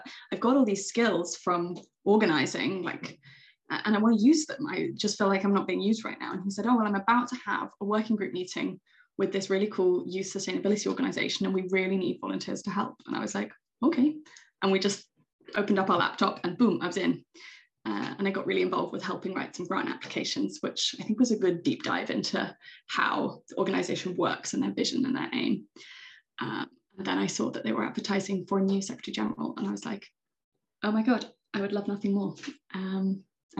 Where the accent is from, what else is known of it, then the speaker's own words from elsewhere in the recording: United Kingdom; moved away as an adult; also born or lived in Greece; now in Åland, Finland; I am British